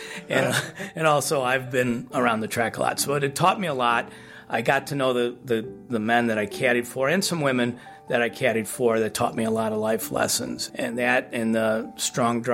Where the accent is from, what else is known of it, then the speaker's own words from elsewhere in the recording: Highland Park, Illinois, United States; I grew up in Ravinia, okay, which a lot of people, Chicagoans know Ravinia as a music festival venue, and it's literally a small hamlet nestled into Highland Park